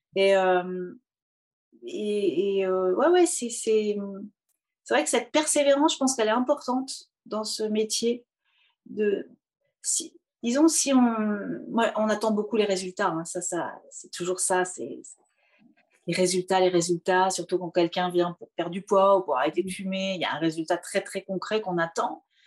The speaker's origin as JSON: {"language": "French", "town": "Poitiers", "region": "Nouvelle-Aquitaine", "country": "France", "tie": "born or raised there", "also_born_or_lived": "Paris", "moved": "as an adult", "said": "je viens de Poitou-Charentes, donc j'ai fait euh, la fac de musicologie à Poitiers, exactement où je suis née"}